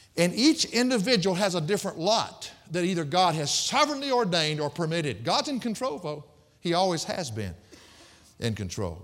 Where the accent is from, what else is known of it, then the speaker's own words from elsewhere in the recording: the South, United States; I was raised in the South